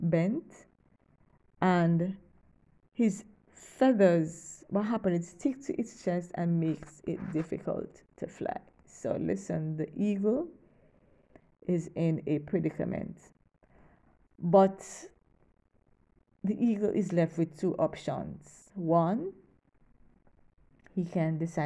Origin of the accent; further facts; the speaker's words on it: Kingston, Jamaica; I'm from Kingston, Jamaica